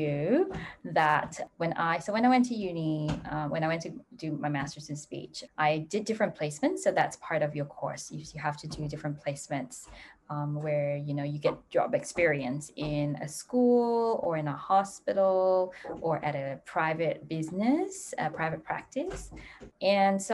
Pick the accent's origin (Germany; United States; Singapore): Singapore; moved away; I'm from Singapore originally.